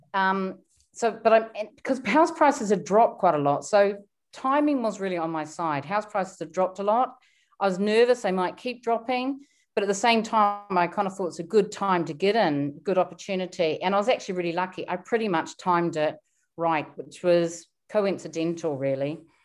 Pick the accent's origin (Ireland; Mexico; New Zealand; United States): New Zealand; moved away as an adult; now in London, United Kingdom; I come from New Zealand. My parents were very frugal. So I was brought up to be very, very frugal